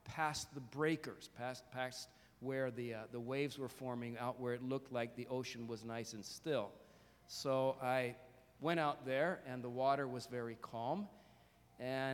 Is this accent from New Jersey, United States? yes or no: yes; Jersey Shore, New Jersey, United States; I grew up near the Jersey Shore, so I went to the beach a lot when I was a kid